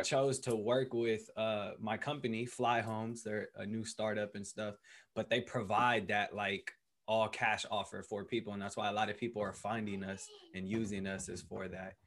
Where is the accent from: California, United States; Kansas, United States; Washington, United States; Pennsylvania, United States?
California, United States; Berkeley; moved away as an adult; also born or lived in Colorado; growing up in Berkeley, um, you know, my whole life, all throughout my childhood, that's you know what raised me